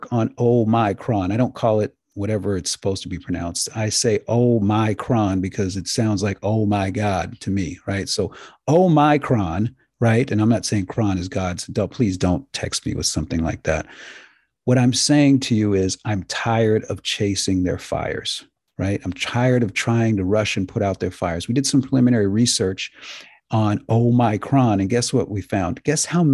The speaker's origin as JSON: {"language": "English", "country": "United States", "said": "I'm an American"}